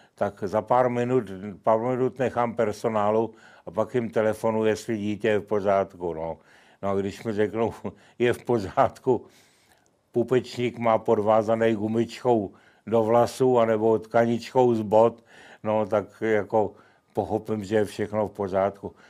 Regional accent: Kladno, Central Bohemian Region, Czechia; v Kladně, mém rodném městě

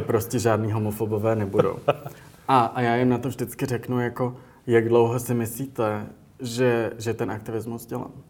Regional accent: Prague, Czechia; moved away as an adult; also born or lived in United States; jsem vyrůstal v Praze

